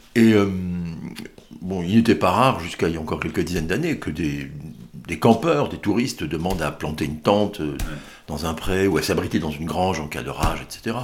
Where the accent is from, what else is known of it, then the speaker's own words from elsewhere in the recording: Peyzac-le-Moustier, Dordogne, Nouvelle-Aquitaine, France; J'ai connu ça enfant ici